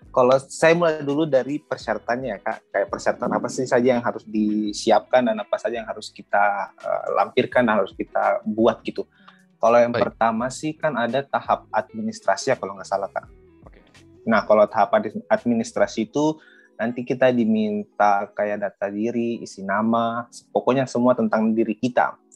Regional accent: Manokwari, West Papua, Indonesia; saya asli orang Toraja, tapi saya besarnya di Papua tepatnya di Kota Manokwari, Provinsi Papua Barat.

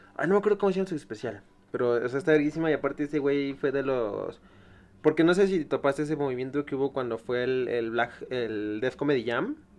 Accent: State of Mexico, Mexico; yo soy del Estado de México

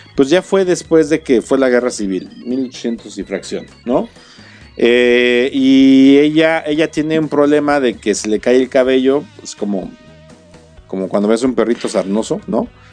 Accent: Querétaro, Mexico; para los que somos queretanos

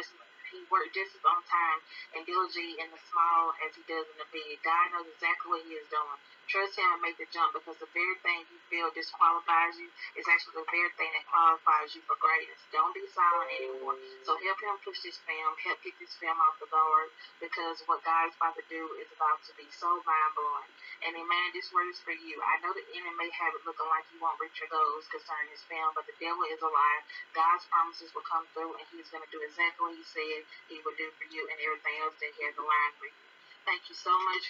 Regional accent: Alabama, United States; I am from Alabama

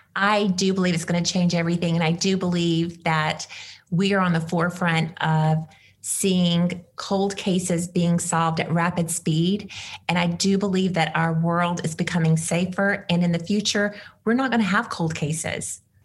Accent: Mississippi, United States; moved away; as a former Mississippian

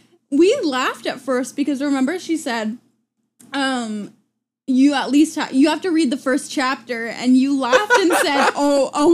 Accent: Ohio, United States; As an Ohioan myself

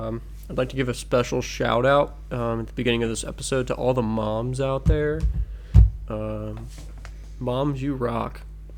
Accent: Cincinnati, Ohio, United States; Two boys born and raised in Cincinnati, Ohio, who are now grown men doing things on the internet for the sake of comedy.

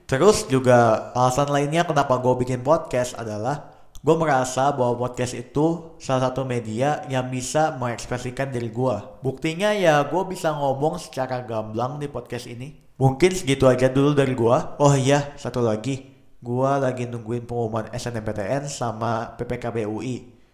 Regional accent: Jakarta, Indonesia; dan gue orang Jakarta asli.

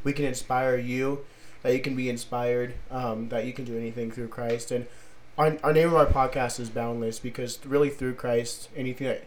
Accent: Fallon, Nevada, United States; born and raised in Fallon, Nevada.

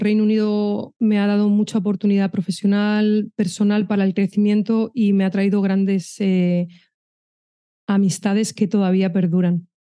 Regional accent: Madrid, Community of Madrid, Spain; moved away; also born or lived in Pamplona; yo soy de Madrid

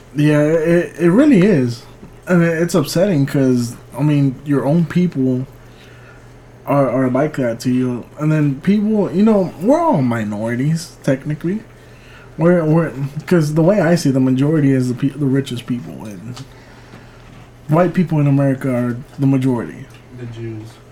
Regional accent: California, United States; now in Rosenberg, United States; I was born in California

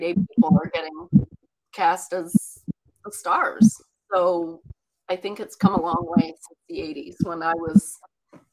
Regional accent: Newfoundland and Labrador, Canada; accent: Newfie; now in Ontario, Canada; I grew up in Newfoundland and little fishing communities

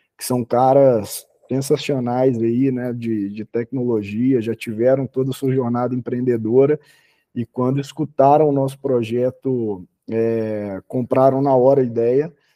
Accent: Belo Horizonte, Minas Gerais, Brazil; Eu sou sou de Belo Horizonte

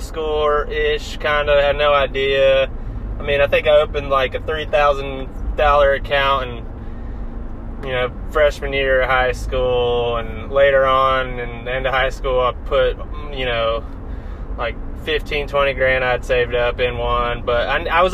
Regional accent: North Carolina, United States; also born or lived in New Jersey; Born in New Jersey, but I call North Carolina home.

